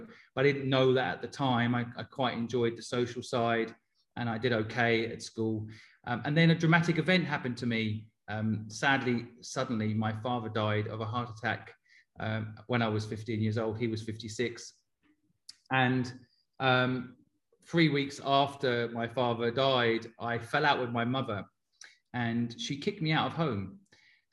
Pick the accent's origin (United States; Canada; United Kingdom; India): United Kingdom; Cambridge, East of England; moved away as an adult; also born or lived in Hong Kong; now in London, United Kingdom; I grew up in Cambridge in England and spent 20 years of my life in England and 20 years of my life in Asia